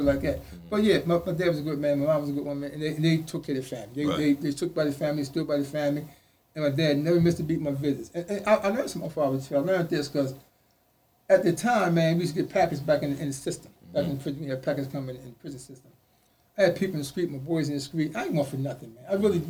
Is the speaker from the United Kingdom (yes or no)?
no; the South, United States; when I came from the South, never done got in the street, I always had this attitude about myself.